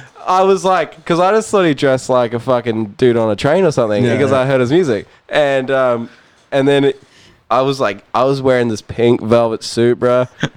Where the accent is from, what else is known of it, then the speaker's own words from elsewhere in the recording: Auckland, New Zealand; now in Gold Coast, Australia; I live on the Gold Coast, but like, you know, I'm born and raised in Auckland.